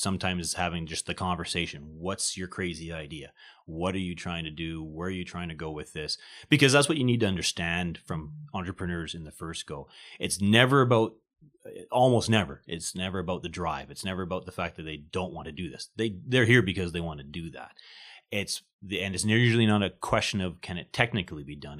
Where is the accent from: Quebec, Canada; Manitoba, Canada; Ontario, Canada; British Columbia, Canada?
Manitoba, Canada; small town outside of Winnipeg; I'm originally born, uh, Manitoban. I came from Winnipeg, uh, grew up in a small town, uh, outside of Winnipeg.